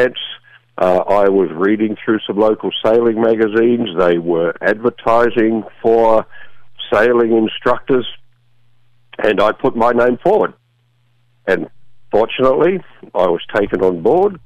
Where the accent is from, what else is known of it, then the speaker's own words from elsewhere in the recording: Sydney, New South Wales, Australia; moved away as an adult; now in United States; I was born in Australia, grew up there most of my time. But I moved over to the U.S. here about 30 years ago